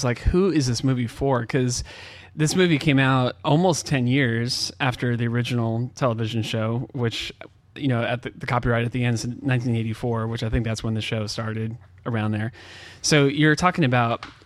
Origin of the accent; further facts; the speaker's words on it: California, United States; I grew up in California